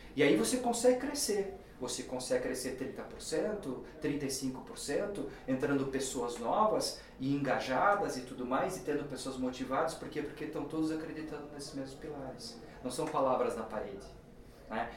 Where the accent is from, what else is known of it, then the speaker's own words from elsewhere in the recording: Brazil; nós como brasileiros